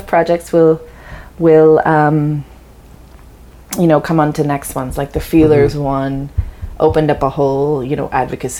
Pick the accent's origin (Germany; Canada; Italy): Canada; also born or lived in Leicester, England; I came here when I was 8.